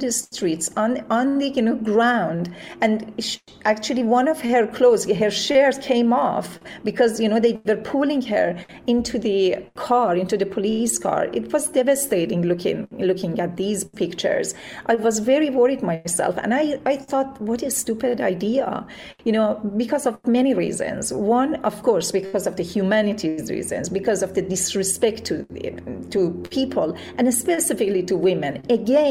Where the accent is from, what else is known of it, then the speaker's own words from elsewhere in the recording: Iran; moved away; the morality police, which always was present when I was growing up in Iran